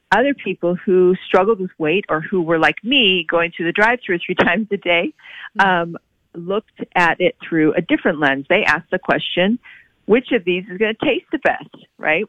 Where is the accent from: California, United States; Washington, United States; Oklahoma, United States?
Oklahoma, United States; I grew up in Oklahoma.